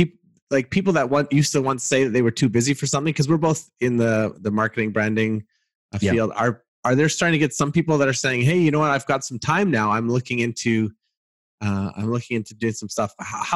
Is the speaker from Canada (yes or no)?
yes; Canada; As a Canadian